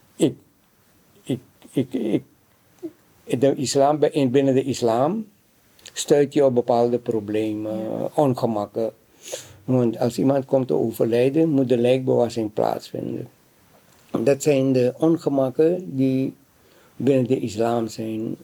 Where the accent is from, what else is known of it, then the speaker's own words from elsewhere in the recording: Suriname; now in Netherlands; Ik kom uit Suriname